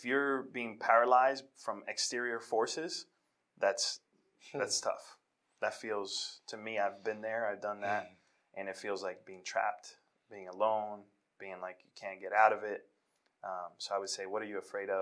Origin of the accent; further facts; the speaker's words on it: New York City, New York, United States; born and raised in Washington Heights, New York